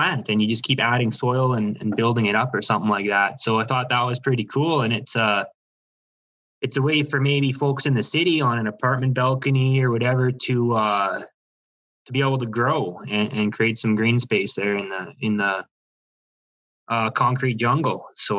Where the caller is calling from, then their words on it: Busby, Alberta, Canada; from, I'm near Busby, Alberta, but right now I'm coming from Calgary.